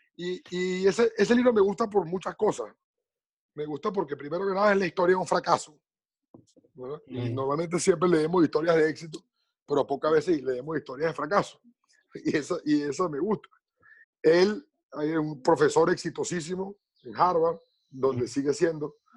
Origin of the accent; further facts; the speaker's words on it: Venezuela; moved away; Somos venezolanos, estemos donde estemos